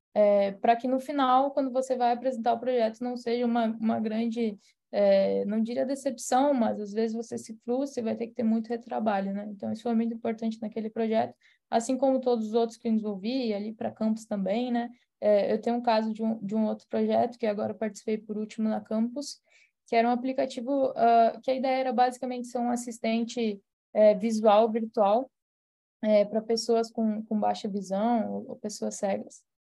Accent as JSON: {"language": "Portuguese", "region": "Rio Grande do Sul", "country": "Brazil", "said": "eu sou de, de São Paulo no Rio Grande do Sul"}